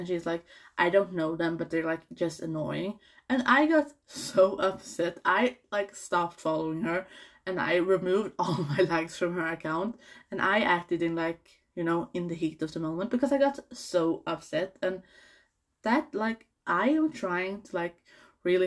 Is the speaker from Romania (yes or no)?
no; Sweden; I'm from Sweden